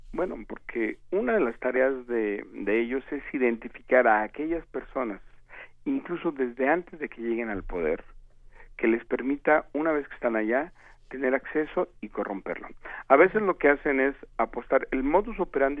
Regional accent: Mexico; como ciudadano mexicano

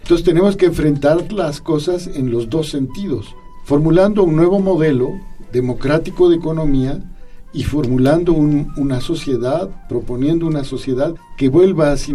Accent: Mexico; es parte de nuestra identidad como mexicanos.

